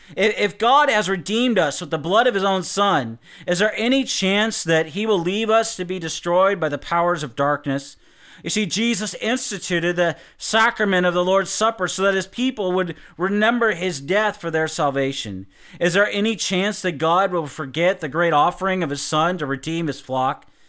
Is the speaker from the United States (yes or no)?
yes; United States; as American Christians